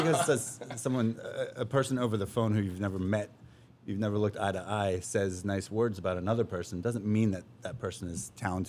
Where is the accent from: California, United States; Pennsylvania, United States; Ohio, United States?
Pennsylvania, United States; Millheim; now in Nantucket, United States; Small farming town in central Pennsylvania.